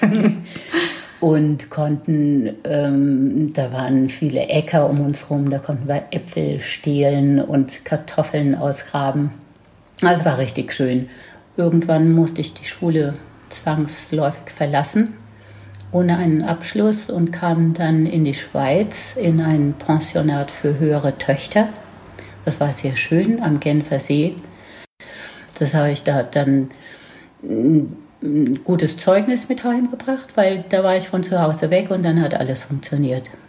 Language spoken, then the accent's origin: German; near Heidelberg, Baden-Württemberg, Germany; accent: Baden dialect (Badisch); bin auf, äh, im Land aufgewachsen in der Nähe von Heidelberg, was man wahrscheinlich auch an meinem Dialekt noch hört.